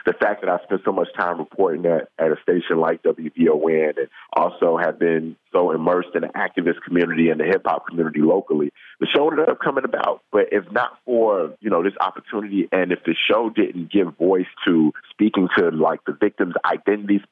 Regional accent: Chicago, Illinois, United States; my hometown

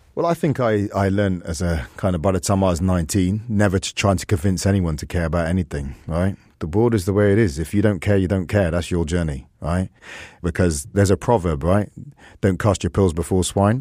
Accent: England, United Kingdom; I'm full English, I'm full Jamaican, I'm full Welsh, and I want to be fullness in my Irishness

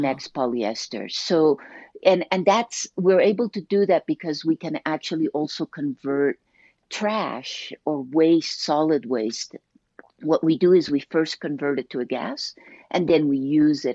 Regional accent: Colombia; moved away; I grew up in Colombia

